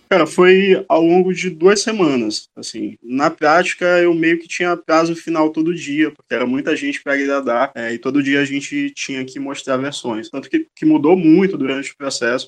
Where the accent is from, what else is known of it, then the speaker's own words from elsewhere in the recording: São Luís, Maranhão, Brazil; also born or lived in Bom Jardim, Maranhão; eu sou nascido em Bom Jardim, é uma cidade mínima aqui do interior do Maranhão, mas muito cedo os meus pais trouxeram a família para São Luís e eu moro aqui no São Francisco basicamente desde que eu me entendo por gente